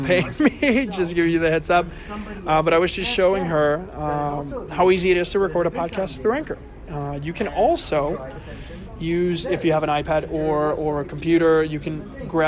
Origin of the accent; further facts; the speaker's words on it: Puerto Rico; moved away; I'm from Puerto Rico originally